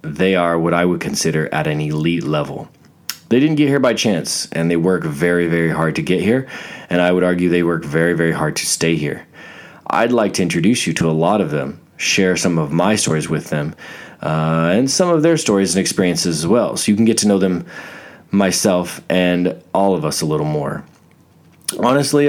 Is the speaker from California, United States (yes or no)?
no; Fort Hood, Texas, United States; I was born in Texas, Fort Hood, Texas, of all places.